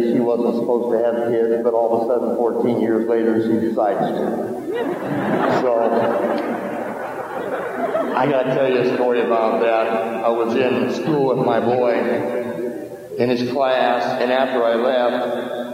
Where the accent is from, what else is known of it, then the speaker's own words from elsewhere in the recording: Iowa, United States; I'm originally from Iowa